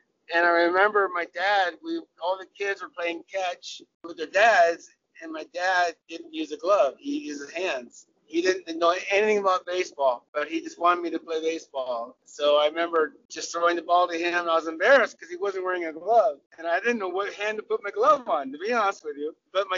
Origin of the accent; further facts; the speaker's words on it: California, United States; I'm a product of Southern California cricket. I'm an American cricketer.